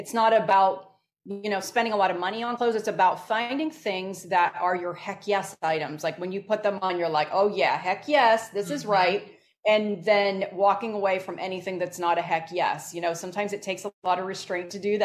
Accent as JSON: {"language": "English", "region": "Northeast", "country": "United States", "tie": "born or raised there", "said": "I grew up in the Northeast"}